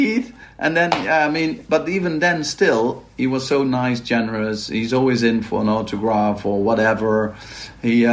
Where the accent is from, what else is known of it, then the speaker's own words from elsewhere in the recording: Maastricht, Limburg, Netherlands; I'm from Maastricht, and Maastricht is well known for carnival.